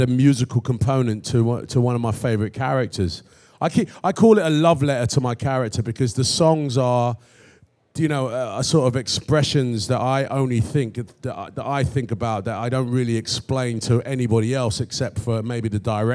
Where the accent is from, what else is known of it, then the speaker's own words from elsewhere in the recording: London, United Kingdom; I'm born and raised in London